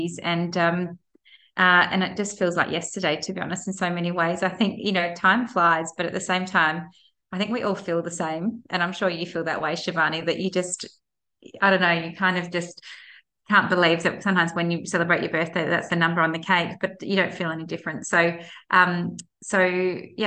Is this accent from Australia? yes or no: yes; Adelaide, South Australia, Australia; I'm from Adelaide